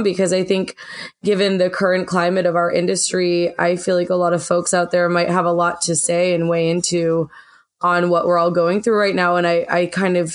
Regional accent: Western Massachusetts, United States; moved away as an adult; also born or lived in New York City; I'm from Western Massachusetts in the middle of the goddamn woods.

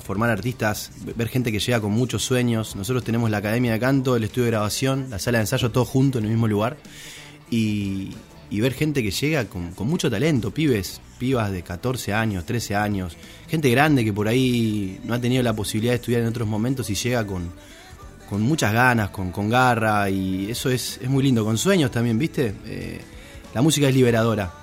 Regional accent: Pérez, Santa Fe, Argentina; also born or lived in Rosario; siempre digo que soy rosarino, obviamente que soy de Pérez, ¿no? Pero, Rosario, Rosario es Rosario

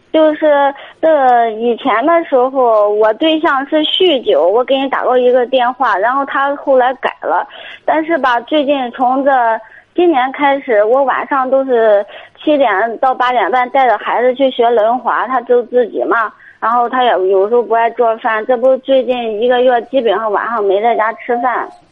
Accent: Jinan, Shandong, China; 济南的。 济南哪里的？ 呃，三大路的。

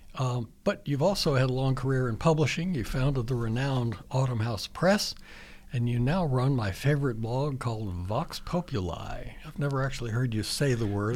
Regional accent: Richmond, Virginia, United States; now in Pittsburgh, United States; I'm from Richmond, Virginia originally

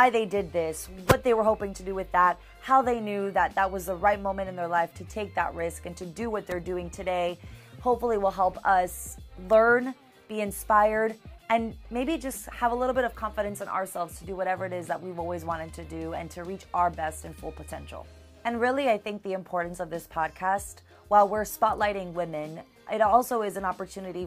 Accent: Miami, Florida, United States; now in Tallahassee, United States; I'm originally from Miami, and I currently right now live in Tallahassee

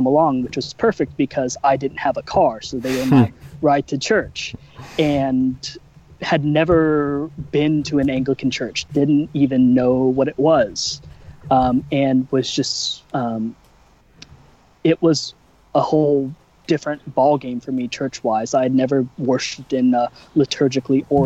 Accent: Orange County, Southern California, United States; moved away as an adult; also born or lived in Wheaton, Illinois / Dallas area, Texas; now in coastal Alabama, United States; I am a Southern California native. I grew up in Orange County.

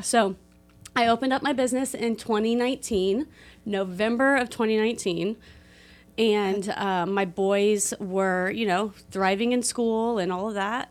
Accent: Delphi, Indiana, United States; also born or lived in West Lafayette; I was raised here in Delphi

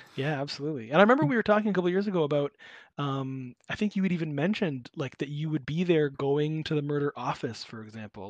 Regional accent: Southern Ontario, Canada; growing up in Southern Ontario

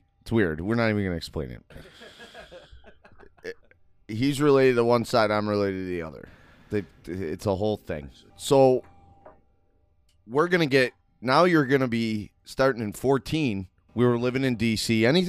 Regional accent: Buffalo, New York, United States; "Where are you from?" I go, "Buffalo."

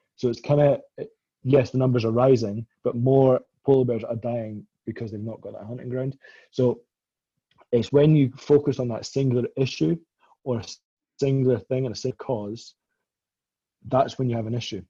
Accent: Scotland, United Kingdom; I'm Scottish and you know we're a bit tight with our money

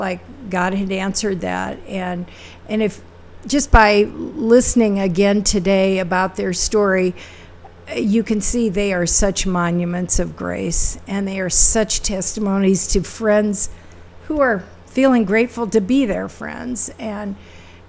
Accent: Omaha, Nebraska, United States; moved away; I'm from Omaha

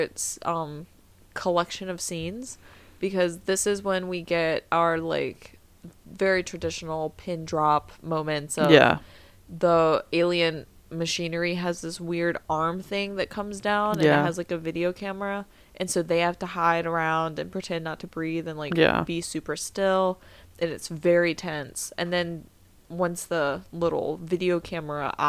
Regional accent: the South, United States; I'm from the South. I grew up on eating mayonnaise sandwiches.

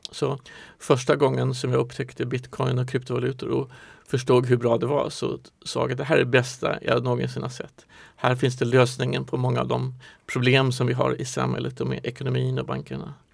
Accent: Stockholm, Stockholm County, Sweden; also born or lived in Norrland / Singapore; jag är född i Stockholm, har bott i Norrland ett tag

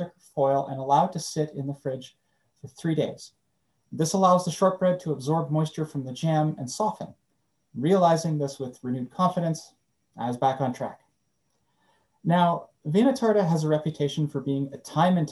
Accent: Winnipeg, Manitoba, Canada; As a fourth generation Canadian growing up in Winnipeg

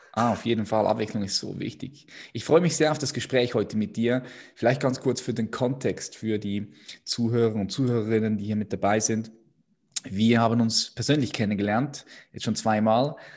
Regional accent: Switzerland; als Schweizer

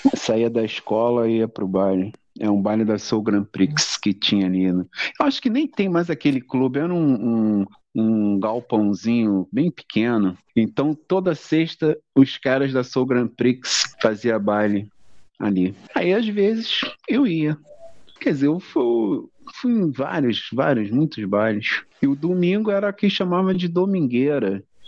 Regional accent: Belford Roxo, Rio de Janeiro, Brazil; Eu nasci lá na, na Areia Branca, que na época era Belfor Roxo, ou era Nova Iguaçu, pertencia ao município de Nova Iguaçu, a Baixada Fluminense

